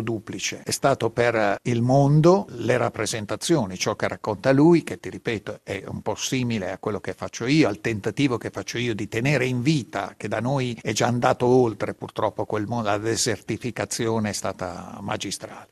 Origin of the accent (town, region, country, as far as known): Italy; first language local Italian dialect; Italian is a second language